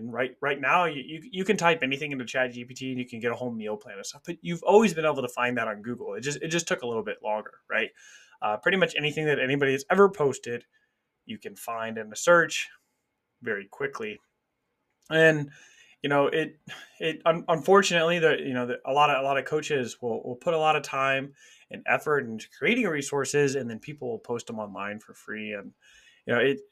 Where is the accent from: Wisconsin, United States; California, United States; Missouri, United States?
Missouri, United States; Kansas City; I grew up in Kansas City. I live a couple hours away from there now